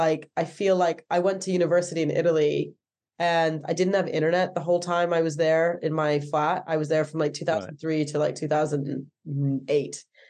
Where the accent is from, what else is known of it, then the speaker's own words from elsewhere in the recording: Darlington, North East England, United Kingdom; moved away; also born or lived in Blackpool / Athens, Greece; But I was born in Blackpool, but we moved around with my dad's job. He was an engineer. So after Blackpool, I moved to a place called Darlington in the north of England.